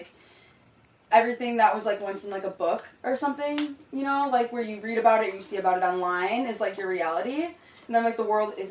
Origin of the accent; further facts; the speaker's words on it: Chicago suburbs, Illinois, United States; now in Minneapolis–Saint Paul, United States; I'm from Chicago, but I am from the suburbs, from a little farm town